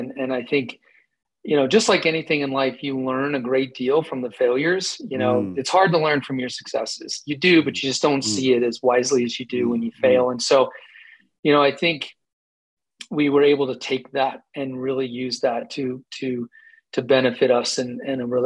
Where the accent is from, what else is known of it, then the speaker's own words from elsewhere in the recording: Colorado, United States; also born or lived in Camp Lejeune, North Carolina; we moved all over until we settled in Colorado when I was five